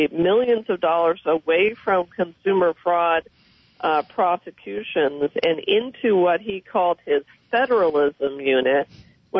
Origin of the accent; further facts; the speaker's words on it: Prescott, Arizona, United States; I was born and raised in Prescott and in Yavapai County